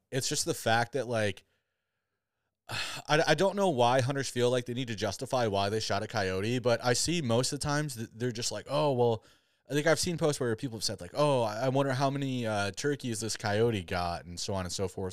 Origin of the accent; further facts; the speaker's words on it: Southwest Michigan, United States; moved away; I grew up on a farm back back in Southwest Michigan